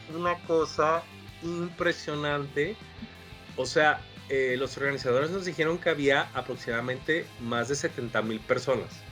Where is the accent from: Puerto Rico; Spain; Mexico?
Mexico; Villahermosa, Tabasco; Villahermosa, Tabasco, que es de donde yo soy